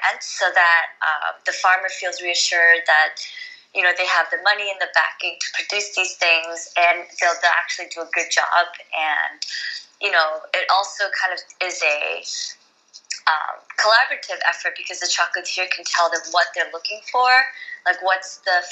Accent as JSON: {"language": "English", "region": "New Jersey", "country": "United States", "tie": "born or raised there", "also_born_or_lived": "New York City", "said": "I grew up in New York City, like, I mean, in New Jersey, I was born in New York City"}